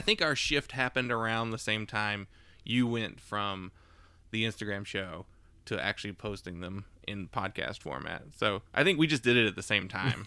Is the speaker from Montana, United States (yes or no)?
no; Maiden, North Carolina, United States; also born or lived in Charlotte, North Carolina / Davidson, North Carolina; we're born in Charlotte, but, like, grew up in Davidson as kids and then as teenagers in Maiden